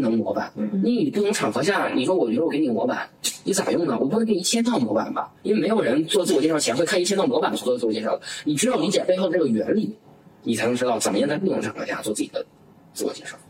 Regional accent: Northeast China, China; moved away; also born or lived in Xiamen; 其实我从东北过来，我的牌并不好

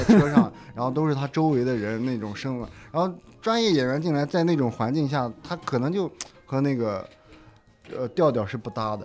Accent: Shanxi, China; 然后本身我是山西人嘛

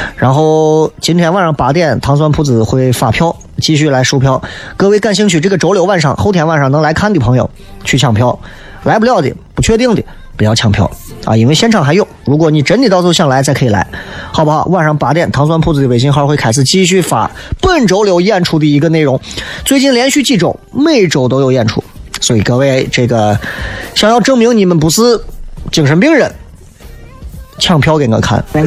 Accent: Xi'an, Shaanxi, China; accent: local dialect; 正儿八经原汁原味的咱本地的方方言为主的脱口秀

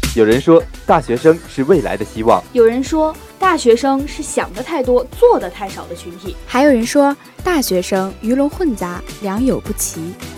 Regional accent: Northeast China, China; moved away as an adult; 因为我家是东北的嘛

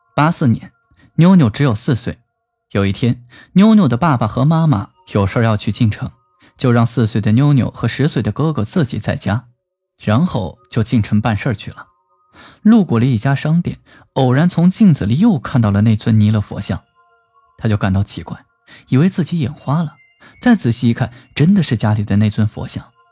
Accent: China; 我们中国人信佛的人也很多

